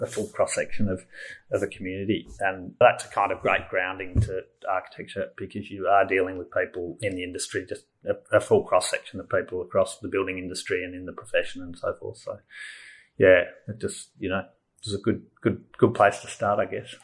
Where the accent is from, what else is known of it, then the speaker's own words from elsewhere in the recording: Melbourne, Victoria, Australia; I grew up in Melbourne, nearby in the southeastern suburbs, and um, yeah, so I'm a very Melbourne person. I grew up in Malvern